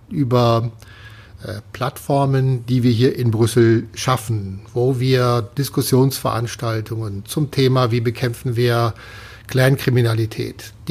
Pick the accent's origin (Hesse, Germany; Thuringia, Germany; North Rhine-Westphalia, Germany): North Rhine-Westphalia, Germany; Cologne; als Kölner, da gibt es ein tolles Lied, das ist